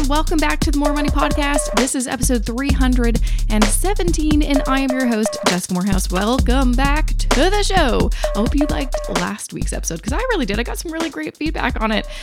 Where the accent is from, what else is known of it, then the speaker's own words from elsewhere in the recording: Canada; as a Canadian